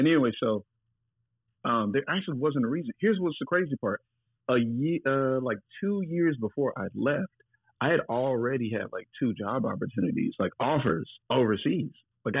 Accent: the South, United States; moved away; also born or lived in Los Angeles / New York; I'm from the South

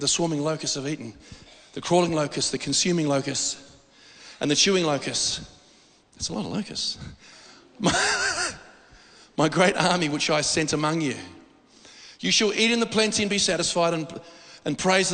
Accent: Australia; I'm as Australian as anybody

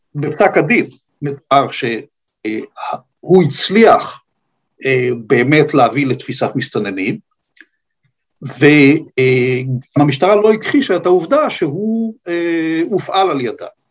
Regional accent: Ramat HaShofet, Northern District, Israel; בקיבוץ רמת השופט שבו גדלתי

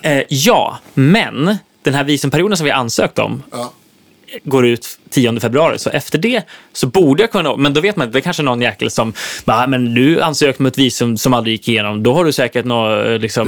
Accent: Sweden; moved away as an adult; also born or lived in Nashville, United States; här hemma i Sverige

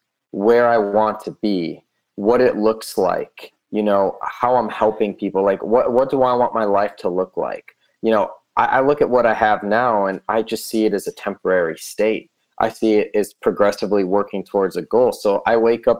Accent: outside of Chicago, Illinois, United States; also born or lived in Southern California; now in Las Vegas, United States; I grew up outside of Chicago

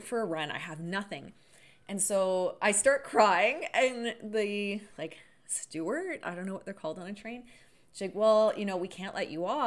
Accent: Canada; now in Sudbury, Canada; I'm Canadian.

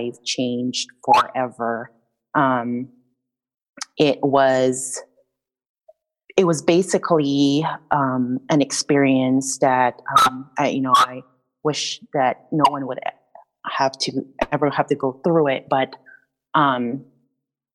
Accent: Rizal, Calabarzon, Philippines; moved away; I grew up in the Philippines in a province called Rizal, and I grew up raised by my grandma

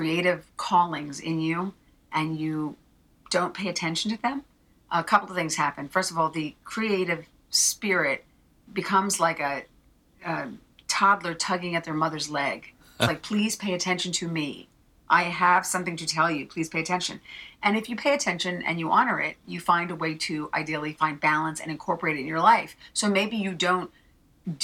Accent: New Jersey, United States; I'm a girl from Jersey

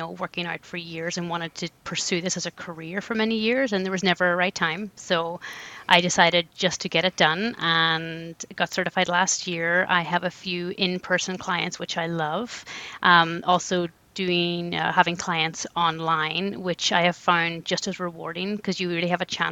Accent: Ireland; moved away as an adult; now in Canada; I was born and raised in Ireland.

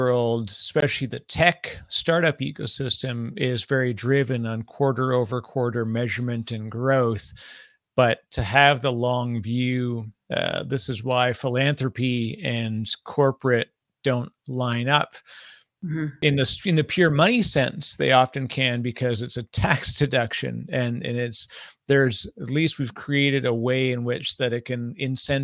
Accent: Canada; now in New Jersey, United States; I'm Canadian. My funny accent gives me away sometimes, but I live in New Jersey

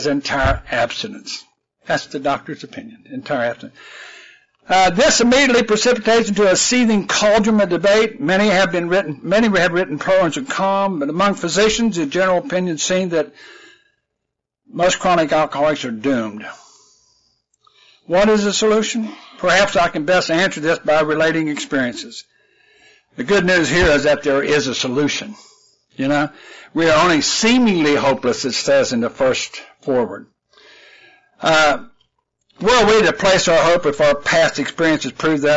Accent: West Virginia, United States; moved away; I'm originally from West Virginia, and where I lived in West Virginia, we had real fertile soil.

